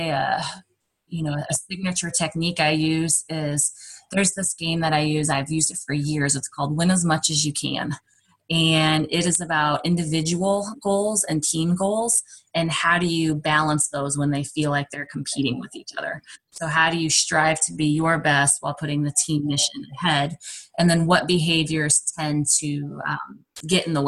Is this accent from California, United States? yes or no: no; Southern Illinois, United States; also born or lived in Oklahoma; now in Iowa, United States; My husband is from Iowa and I'm from Southern Illinois